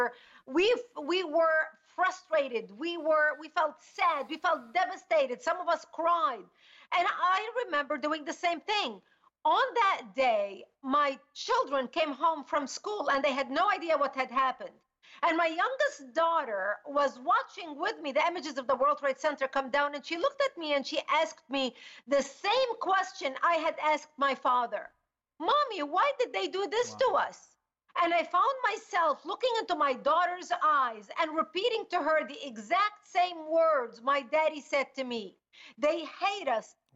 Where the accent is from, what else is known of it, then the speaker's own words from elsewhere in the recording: Lebanon; now in United States; I was born and raised in Lebanon